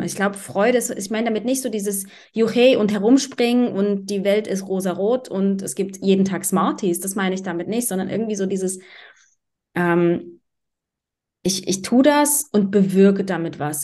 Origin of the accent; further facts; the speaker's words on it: Germany; moved away as an adult; also born or lived in Berlin; ich bin mit Mitte 20, bin ich aus Deutschland raus